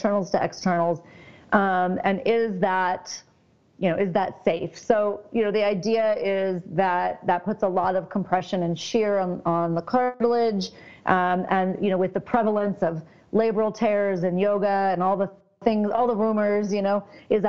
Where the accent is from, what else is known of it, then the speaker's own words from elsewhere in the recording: Southern California, United States; I grew up in Southern California